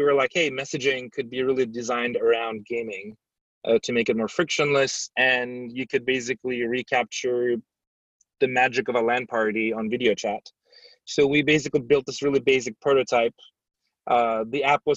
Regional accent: Turkey; moved away as an adult; also born or lived in San Francisco, United States; now in United States; I grew up in Turkey.

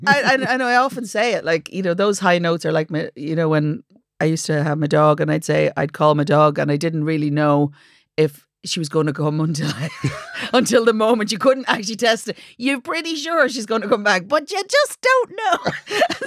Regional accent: Dublin, Leinster, Ireland; also born or lived in Ballymun; I was born in Ballymun, but I lived in Finglas mostly, so maybe maybe Finglas Rose.

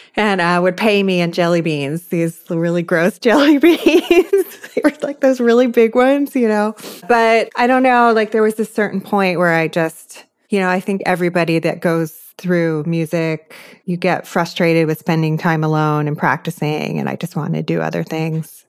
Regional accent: outside Philadelphia, Pennsylvania, United States; I grew up outside Philly

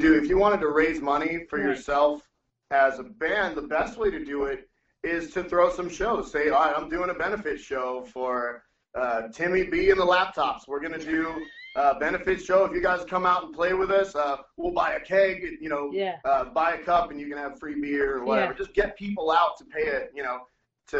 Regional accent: Laredo, Texas, United States; now in San Antonio, United States; I'm from Laredo, and which is even further south, and I moved up here to San Antonio.

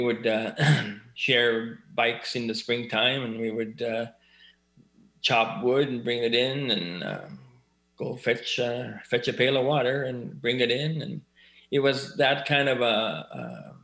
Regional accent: Elsipogtog, New Brunswick, Canada; I was born and raised in Osibuktuk, which is formerly known as Big Cove. It's a First Nations community

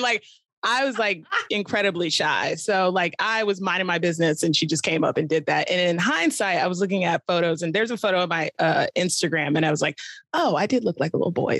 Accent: Virginia Beach, Virginia, United States; So I grew up in Virginia as well, but Southern Virginia

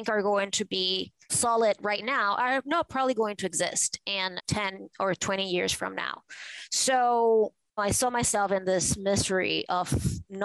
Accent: Venezuela; moved away as an adult; now in New York, United States; I grew up in Venezuela in a conservative family

